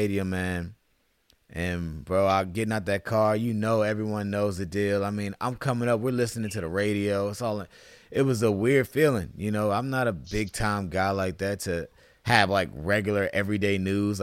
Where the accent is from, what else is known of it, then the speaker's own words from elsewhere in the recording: Virginia, United States; I'm from Virginia